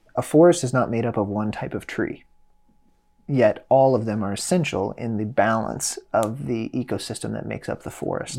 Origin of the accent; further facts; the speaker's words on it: Midwest, United States; I'm from the Midwest, uh, blue collar working class family.